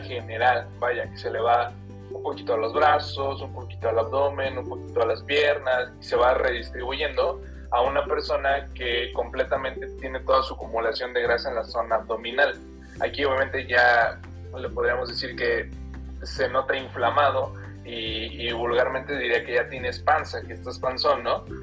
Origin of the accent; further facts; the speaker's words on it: Guanajuato, Mexico; also born or lived in Mexico City; now in Irapuato, Mexico; Soy de Guanajuato, eh, me fui a estudiar a la Ciudad de México la carrera.